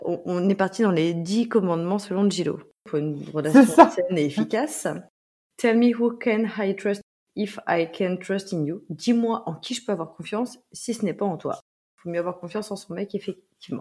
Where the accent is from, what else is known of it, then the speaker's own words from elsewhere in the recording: France; accent: French accent (in English); petite française avec mon accent